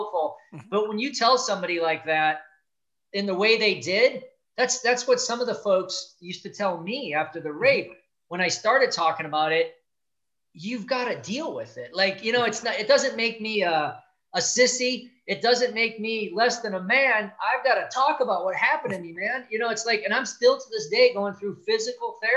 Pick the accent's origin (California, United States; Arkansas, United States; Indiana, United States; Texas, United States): Indiana, United States; Gary; I was born in Gary, Indiana, the south tip of Lake Michigan, just outside of Chicago, very blue collar community, hardworking.